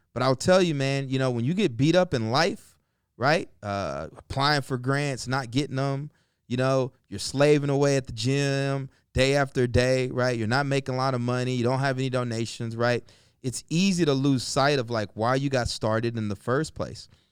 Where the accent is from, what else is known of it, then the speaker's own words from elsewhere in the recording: the South, United States; I grew up in the South, um, single parent home, uh, raised by my mom and, you know, my aunt